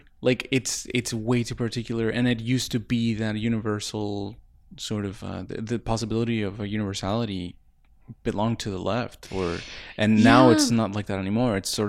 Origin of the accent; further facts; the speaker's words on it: Ciudad Juárez, Chihuahua, Mexico; also born or lived in El Paso, United States; Yeah, yeah. I grew up in Juárez and El Paso. I think ever since I was like from like 5